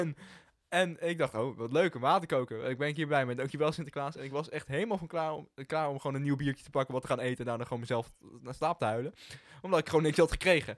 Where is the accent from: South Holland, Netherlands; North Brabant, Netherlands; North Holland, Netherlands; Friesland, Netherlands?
North Holland, Netherlands; Hilversum; Wij komen allebei gewoon uit Hilversum